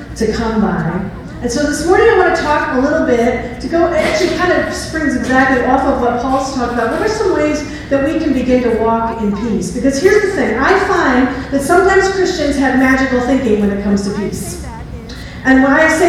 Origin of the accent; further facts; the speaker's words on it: New York, United States; moved away as an adult; I was born and bred in New York. Like, I've lived there my whole life.